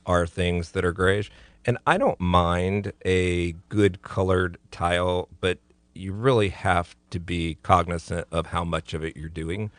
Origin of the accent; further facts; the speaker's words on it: Central and South Florida, United States; now in Tallahassee, United States; I come from Central and South Florida